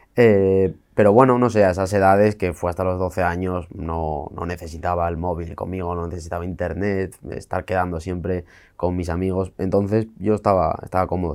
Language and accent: Spanish; Santullano, Asturias, Spain; nací y me crié en la parte más rural dentro de eso, que era, era una aldea de primera, Santullano se llama.